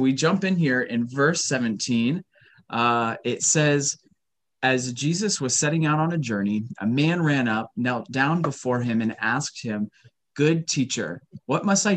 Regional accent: United States; we are all American.

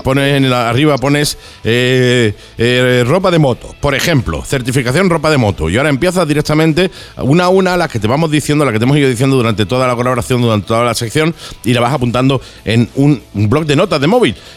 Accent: Málaga, Andalusia, Spain; como diríamos en Málaga

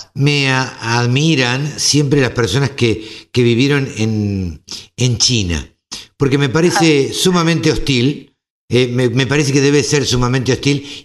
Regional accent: Argentina

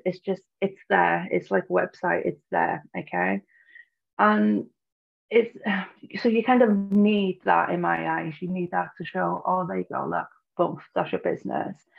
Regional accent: Snowdonia, North Wales, United Kingdom; I'm from Snowdonia in North Wales in the UK

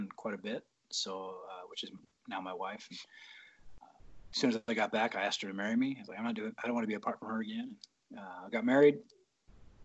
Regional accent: Dallas, Texas, United States; moved away; also born or lived in Silverton / Newberg; I was born in Texas, Dallas, Texas. So Cowboys fan

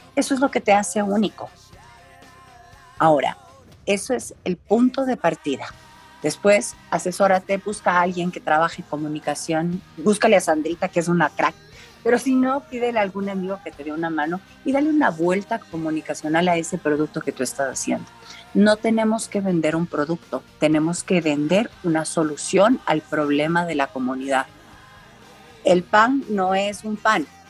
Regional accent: Ecuador; Somos ecuatorianas de carne y hueso

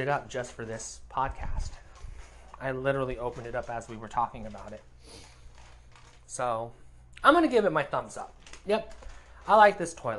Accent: United States; I'm an American

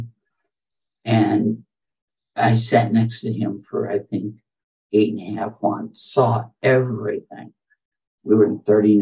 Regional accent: Flint, Michigan, United States; moved away; also born or lived in South Bronx; I was raised in Flint, which is the heart of General Motors.

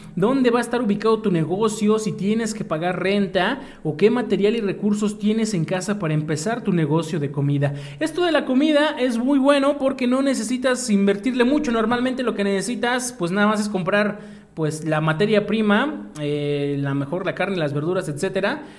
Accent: Mexico; como buenos mexicanos

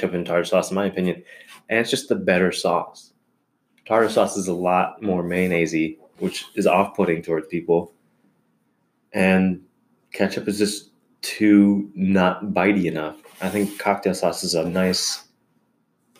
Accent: Virginia, United States; we're from Virginia.

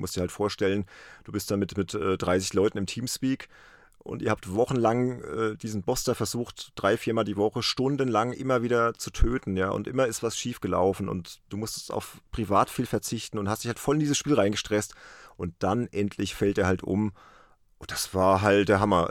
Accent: Worms, Rhineland-Palatinate, Germany; aus meiner Heimatstadt, aus Worms

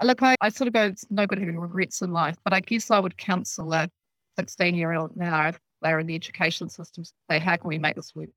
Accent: Dunedin, Otago, New Zealand; moved away as an adult; now in Nelson, New Zealand; I was born in Otapoti down there in the south.

